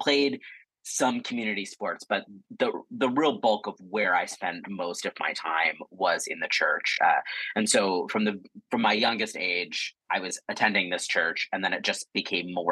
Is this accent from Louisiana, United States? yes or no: no; rural Pennsylvania, United States; moved away; I grew up in rural Pennsylvania in the 80s and up to late 90s